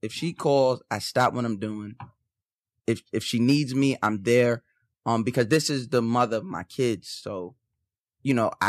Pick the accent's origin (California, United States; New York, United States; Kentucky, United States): New York, United States; Long Island; I'm from Long Island